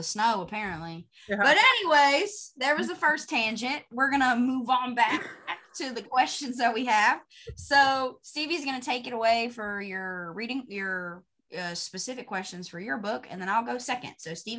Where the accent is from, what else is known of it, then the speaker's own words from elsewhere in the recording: North Carolina, United States; Because I guess it doesn't snow very often where I'm at. I'm originally from the mountains.